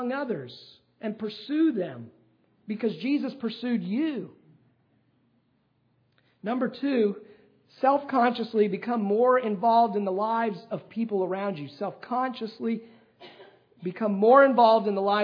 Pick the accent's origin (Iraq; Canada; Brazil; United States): United States; accent: American; my American accent